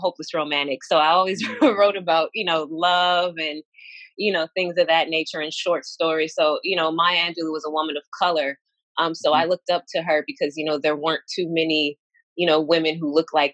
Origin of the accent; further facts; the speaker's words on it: Carson, California, United States; also born or lived in Beaumont, Texas / Fresno, California; I grew up in Carson, California, by way of Beaumont, Texas